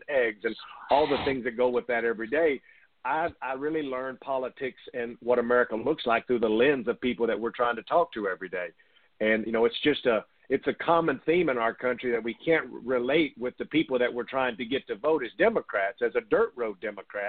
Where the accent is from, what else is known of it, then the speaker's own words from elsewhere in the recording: East Texas, United States; moved away; I grew up in East Texas